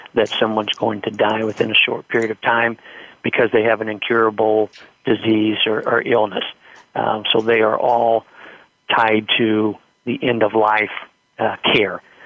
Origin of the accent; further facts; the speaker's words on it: Indiana, United States; I'm from Indiana